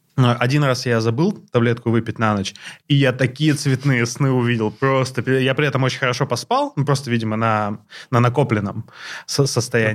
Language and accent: Russian; Blagoveshchensk, Amur Oblast, Russia; moved away as an adult; now in Moscow, Russia; когда я переехал сюда, и там меня мой новый коллега, москвич, спросил, а ты откуда? Я сказал, из Благовещенска